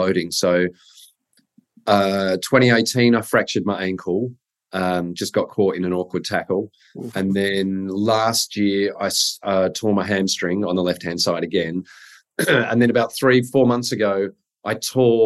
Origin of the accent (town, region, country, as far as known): Sydney, New South Wales, Australia; born or raised there